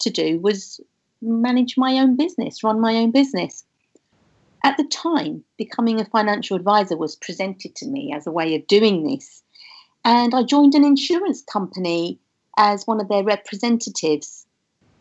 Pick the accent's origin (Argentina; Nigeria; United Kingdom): United Kingdom; London; I grew up in London